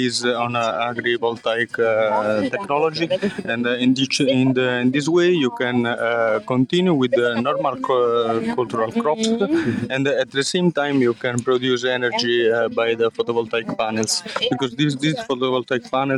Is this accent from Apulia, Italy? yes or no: yes; Foggia, Apulia, Italy; I'm Italian and I'm from Foggia. It's a small city in Apulia region in Italy